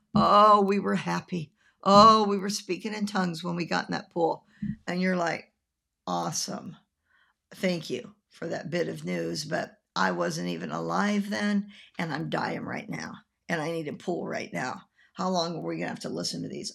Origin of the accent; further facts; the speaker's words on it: Nebraska, United States; also born or lived in Tampa, Florida; now in Florida, United States; When I was growing up in Nebraska